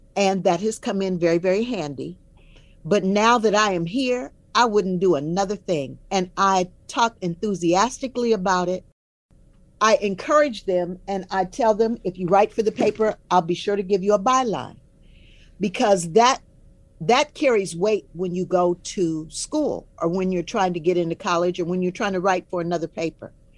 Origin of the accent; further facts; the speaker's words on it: Omaha, Nebraska, United States; I am from Omaha, so I grew up knowing Mrs. Mildred Brown